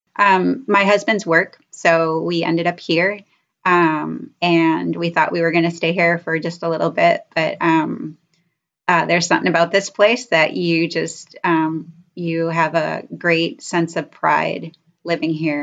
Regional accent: Rochester, New York, United States; moved away as an adult; now in Rochester, Minnesota, United States; I'm from Rochester. So we're both from New York

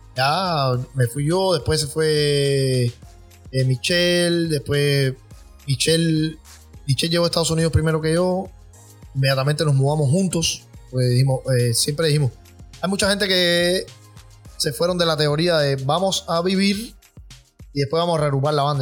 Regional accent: Cuba; moved away as an adult; now in United States; nosotros somos una banda cubana

